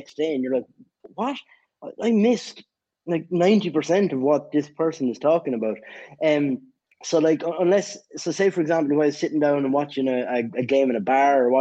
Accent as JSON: {"language": "English", "country": "Ireland", "said": "I'm from Ireland"}